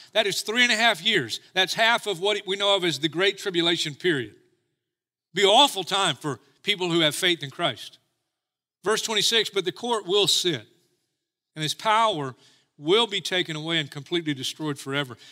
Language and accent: English; United States; I'm as American as anybody. I will die for this country. I love my country.